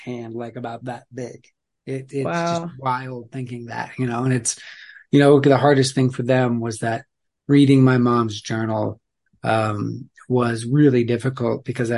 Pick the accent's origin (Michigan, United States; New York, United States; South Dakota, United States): South Dakota, United States; Black Hills of; we grew up in the Black Hills of South Dakota